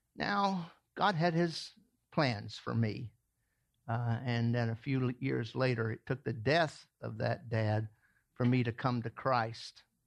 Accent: the South, United States; moved away; I grew up in the south

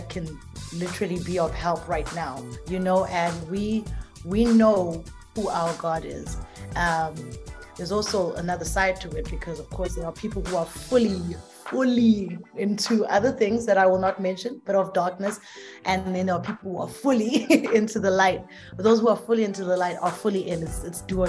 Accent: South Africa; I'm from South Africa, born and raised, and I'm a pastor's child.

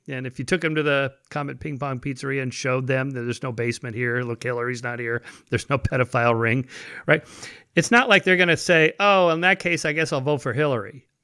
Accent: United States; I was born in America in the twentieth century.

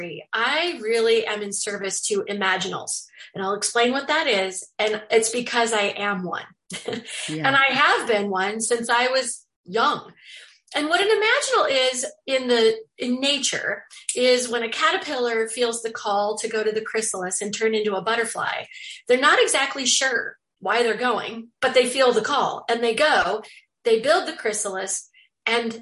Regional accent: Bremerton, Washington, United States; also born or lived in Sacramento, California; moved to Bremerton, Washington, where I grew up for my entire life, 52 years

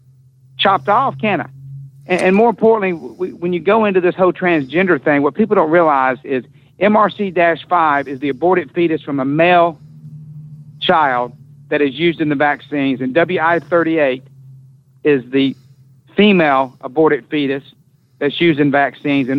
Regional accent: Southeastern United States, United States; I'm going to stay in my hometown and in my Southeastern United States

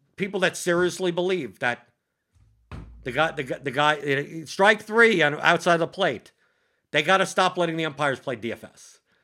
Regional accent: New York City, New York, United States; moved away as an adult; I grew up in Brooklyn

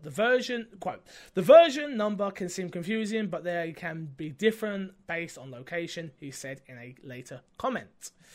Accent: United Kingdom; 'cause I'm British.

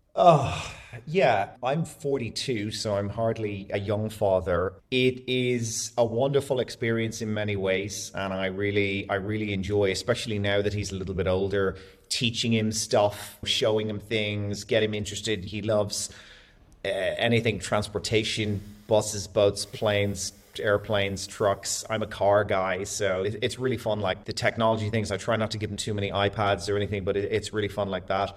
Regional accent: Dublin, Leinster, Ireland; moved away as an adult; also born or lived in Florianópolis, Brazil; now in Dubai, United Arab Emirates; I'm from Dublin in Ireland, born and raised most of my entire life, but bounced around a little bit.

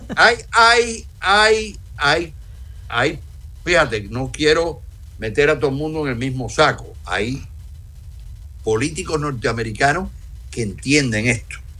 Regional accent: Cuba; soy cubano

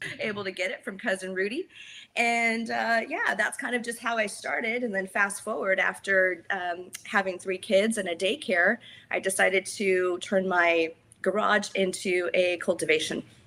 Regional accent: Healdsburg, California, United States; I was born and raised in Healdsburg, which is wine country

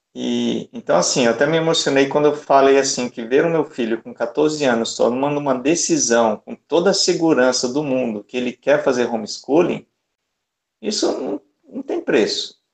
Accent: Salvador, Bahia, Brazil; eu sou de Salvador.

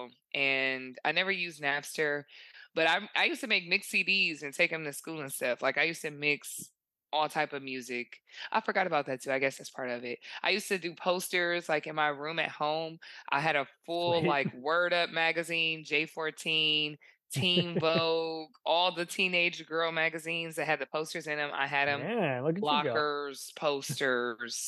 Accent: Detroit, Michigan, United States; I'm from Detroit.

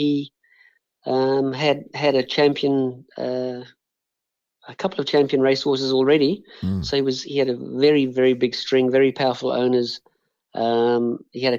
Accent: Johannesburg, Gauteng, South Africa; also born or lived in Chelmsford, England; now in Australia; I grew up in South Africa, and I pretty much regard myself as South African, even though I'm now living in Australia

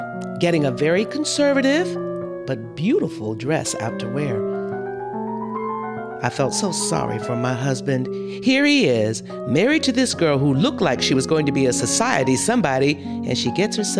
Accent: Minnesota, United States; I was born in Minnesota, across the St. Croix River from where Senator McCarthy comes.

